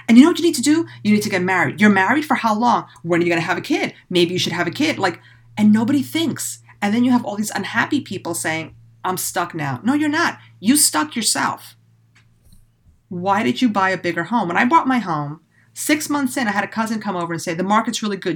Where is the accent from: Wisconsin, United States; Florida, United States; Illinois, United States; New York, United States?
New York, United States; New York City; moved away; I grew up in the city.